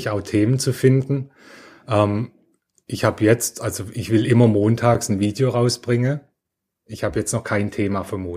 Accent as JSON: {"language": "German", "town": "Heilbronn", "region": "Baden-Württemberg", "country": "Germany", "said": "also ich komme ja aus Heilbronn, da ist Lidl, Audi ganz stark."}